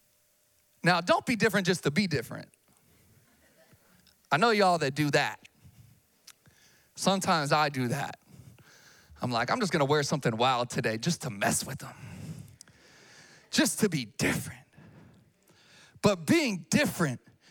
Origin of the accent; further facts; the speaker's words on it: Sacramento, California, United States; also born or lived in Missouri; I'm from Sacramento, born and raised. Grew up, you know, off of Calvine Road, Vintage Park